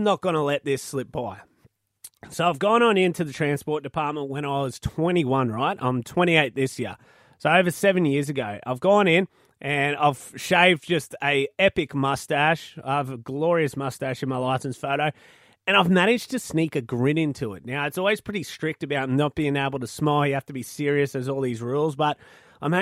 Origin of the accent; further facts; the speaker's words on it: Malanda, Queensland, Australia; my hometown of Malanda, I used to have a teacher that sung opera